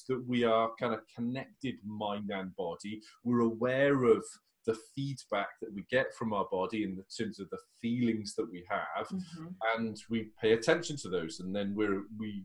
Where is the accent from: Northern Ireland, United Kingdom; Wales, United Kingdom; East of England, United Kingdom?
Wales, United Kingdom; as a Welshman